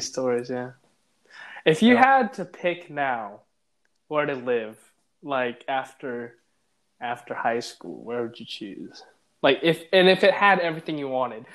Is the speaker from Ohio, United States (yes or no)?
yes; Cleveland, Ohio, United States; also born or lived in Switzerland / Vancouver, Canada; I have grown up in Cleveland basically my whole life from when I was five or six or something like